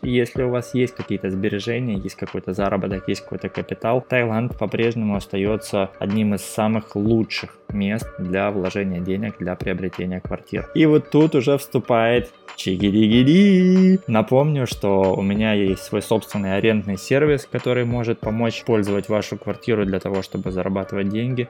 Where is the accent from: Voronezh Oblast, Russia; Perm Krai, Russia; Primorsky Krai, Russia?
Primorsky Krai, Russia; Vladivostok; moved away as an adult; now in Thailand; Я, например, из Владивостока